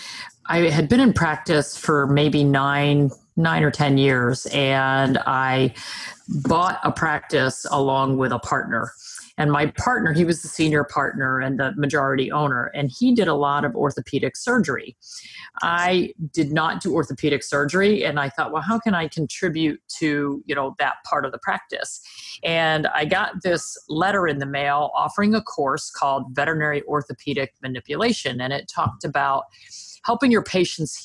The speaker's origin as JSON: {"language": "English", "region": "New Jersey", "country": "United States", "tie": "born or raised there", "said": "I'm a Jersey girl. I'm from New Jersey, so the East Coast of the US"}